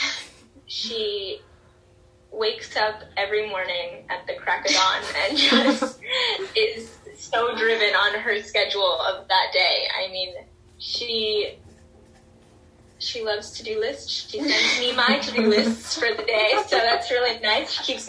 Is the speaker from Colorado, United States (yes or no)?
no; South Florida, United States; growing up in South Florida, being right on the water